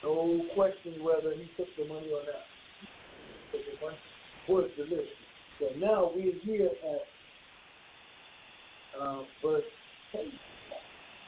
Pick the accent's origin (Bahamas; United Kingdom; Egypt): Bahamas; moved away; when I grew up in the Bahamas, there was certain dress codes you had on Sunday